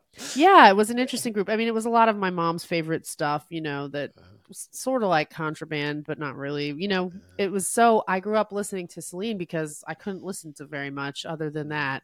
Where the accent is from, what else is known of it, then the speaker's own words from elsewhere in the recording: New Jersey, United States; I was raised in New Jersey by my Syrian refugee dad and my American mom